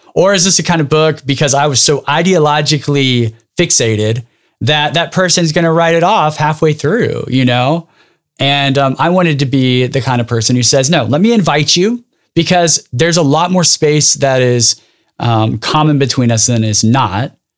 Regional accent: Dinuba, California, United States; I grew up in a small town called Daynuba, which is about forty-five minutes south of Fresno

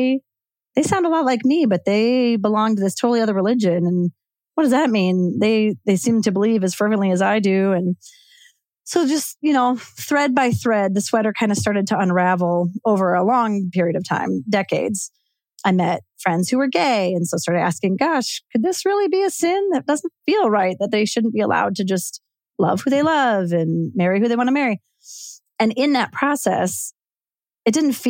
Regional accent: suburbs of Chicago, Illinois, United States; moved away as an adult; now in Spokane, United States; I grew up in the Midwest in the suburbs of Chicago.

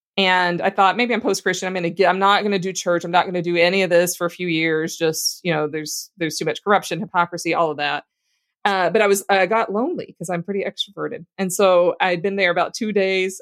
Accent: Louisiana, United States; I grew up in Louisiana

